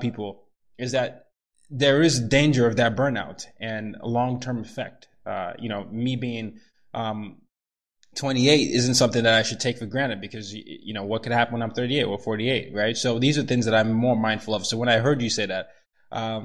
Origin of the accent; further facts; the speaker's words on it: Nigeria; I'm Nigerian